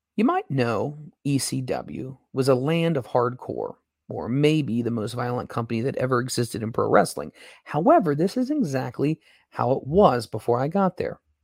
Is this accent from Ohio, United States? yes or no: yes; Cincinnati, Ohio, United States; I am from Cincinnati